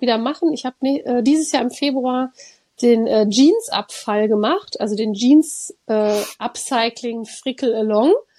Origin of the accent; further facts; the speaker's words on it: Cologne, North Rhine-Westphalia, Germany; ich bin ja in Köln groß geworden